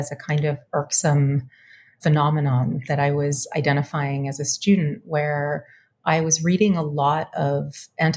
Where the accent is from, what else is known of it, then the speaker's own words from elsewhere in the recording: Winnipeg, Manitoba, Canada; moved away as an adult; now in Richmond, United States; I am a Canadian person. I grew up in Winnipeg to diasporic parents, both immigrant.